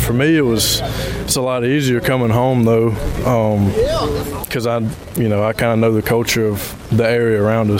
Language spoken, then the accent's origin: English; French Camp, Mississippi, United States; moved away as an adult; also born or lived in Houston, Texas; now in Hattiesburg, United States; I played high school ball at French Camp Academy, French Camp, Mississippi.